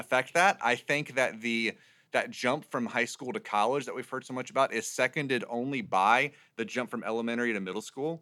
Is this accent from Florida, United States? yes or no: yes; Jacksonville, Florida, United States; moved away; also born or lived in Raleigh, North Carolina; I'm originally from Jacksonville, Florida